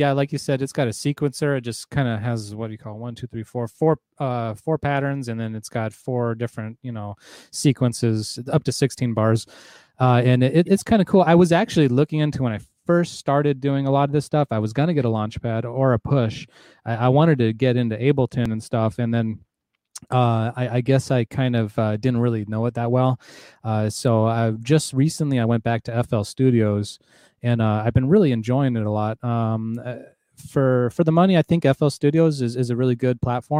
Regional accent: Arizona, United States; Arizona. I'm from Arizona

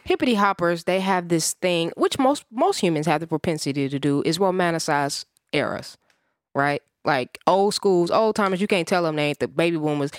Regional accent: Midwest, United States; I'm a Midwesterner

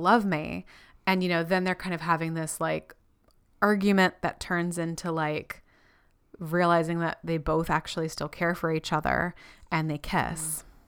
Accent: Florida, United States; also born or lived in California; I was born in California and grew up in Florida

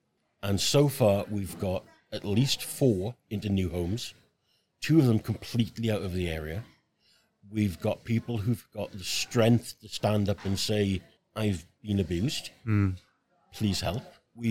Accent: Merthyr Tydfil, Wales, United Kingdom; moved away as an adult; also born or lived in Brinnington, Stockport; now in Stockport, United Kingdom; I'm from Merthyr Tydfil in South Wales.

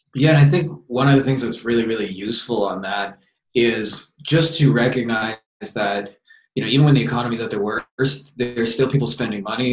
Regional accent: Windsor, Ontario, Canada; just moved back to my hometown of Windsor, Ontario, Canada

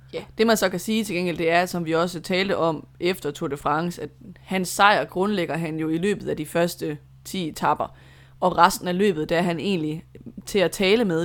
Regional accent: Denmark; som dansker

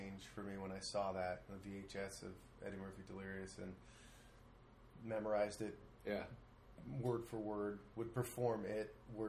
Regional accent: Toronto, Ontario, Canada; moved away as an adult; also born or lived in Montreal; Originally from Toronto.

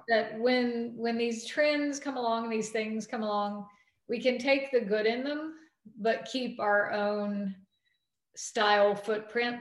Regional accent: North Carolina, United States; moved away; also born or lived in New York; my home state

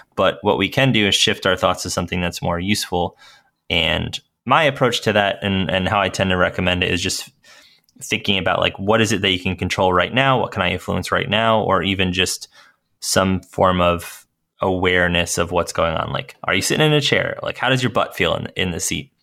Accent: Northeast, United States; I grew up in the Northeast

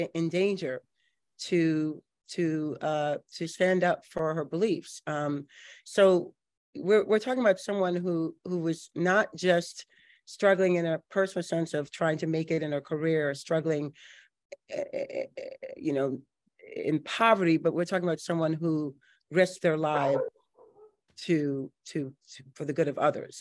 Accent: New Orleans, Louisiana, United States; I was born and raised here in New Orleans

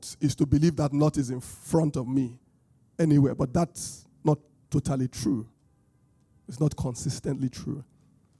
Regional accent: Benin, Edo, Nigeria; accent: British Bini; my British Bini accent

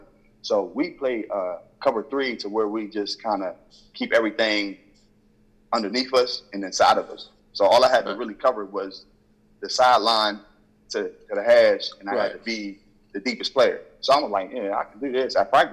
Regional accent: Wheeling, West Virginia, United States; I'm from Willing

